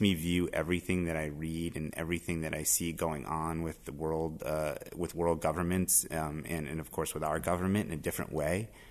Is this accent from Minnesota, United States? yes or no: no; Miami, Florida, United States; moved away as an adult; now in Boston, United States; I grew up in Miami, but I've been in Boston for a uh, better part of a decade and a half now.